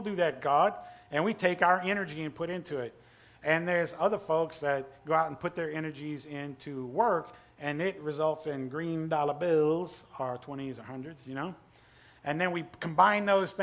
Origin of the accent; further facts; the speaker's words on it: Pumpkin Center, Louisiana, United States; moved away as an adult; also born or lived in India / Thailand / Cyprus; I'm from Pumpkin Center